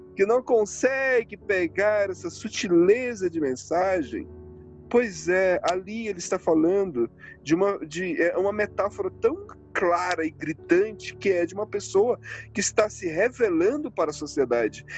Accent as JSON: {"language": "Portuguese", "region": "Northeast Region", "country": "Brazil", "said": "Eu venho do Nordeste. Eu venho do Nordeste"}